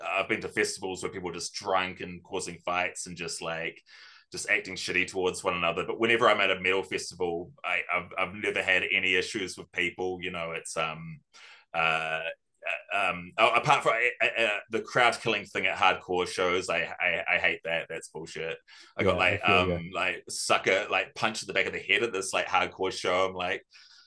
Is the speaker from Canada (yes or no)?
no; New Zealand; growing up in New Zealand